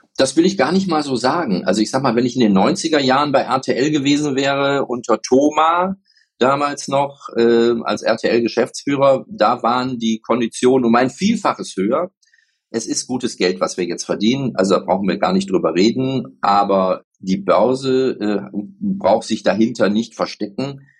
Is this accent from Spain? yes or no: yes; Spain; also born or lived in Mallorca; ich werde ja nächstes Jahr 60 und ich bin Spanier